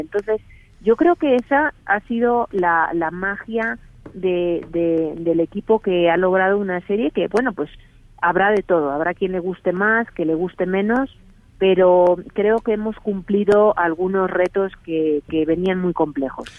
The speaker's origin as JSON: {"language": "Spanish", "country": "Spain", "accent": "Spanish (Spain)", "moved": "as an adult", "lives_now": "Mexico", "said": "aunque tengo acento español, llevo aquí 18 años"}